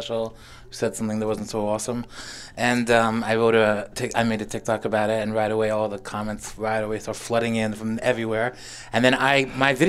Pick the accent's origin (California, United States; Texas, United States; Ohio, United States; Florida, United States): Florida, United States; Miami Beach; also born or lived in Kendall, Florida / Crown Heights, New York; I was born in South Miami in Kendall